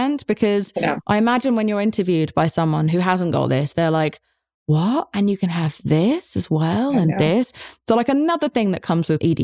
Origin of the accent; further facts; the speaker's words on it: England, United Kingdom; I'm English